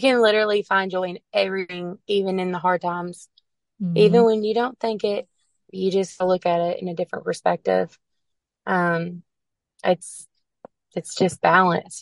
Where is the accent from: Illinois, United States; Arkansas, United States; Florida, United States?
Arkansas, United States; and I'm from Arkansas